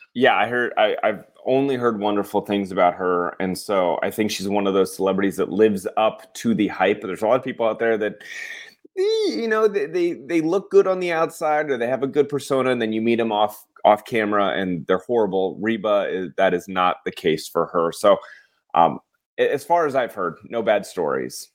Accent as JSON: {"language": "English", "region": "Colorado", "country": "United States", "moved": "yes", "said": "I'm from Colorado and we didn't have a lot of, like, celebrities roaming around"}